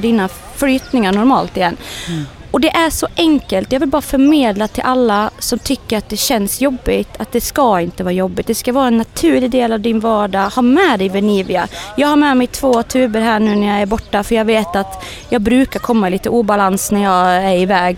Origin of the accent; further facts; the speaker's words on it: Sweden; skulle vi vara hemma i Sverige nu